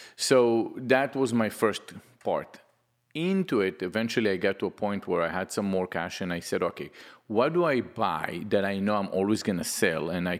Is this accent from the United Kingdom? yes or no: no; Israel; moved away as an adult; now in United States; I'm from Israel.